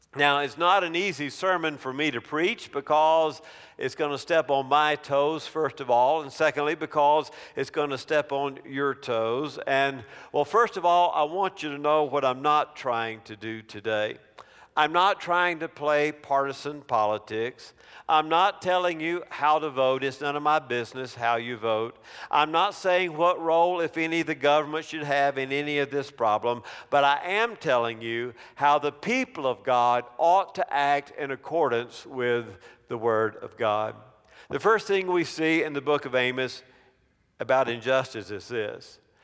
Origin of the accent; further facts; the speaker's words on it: near Clemson, South Carolina, United States; I grew up twenty minute drive from Clemson University